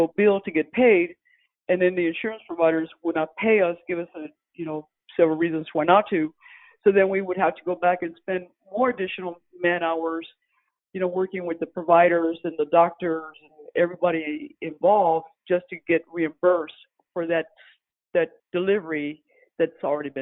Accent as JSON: {"language": "English", "town": "San Antonio", "region": "Texas", "country": "United States", "tie": "born or raised there", "also_born_or_lived": "Philadelphia", "moved": "as an adult", "lives_now": "San Antonio, United States", "said": "I was born in San Antonio. After I graduated from college, ended up in Philadelphia, worked for corporate America"}